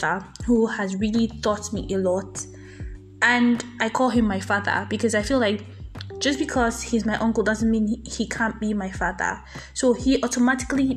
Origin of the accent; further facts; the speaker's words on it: Nigeria; I'm a Nigerian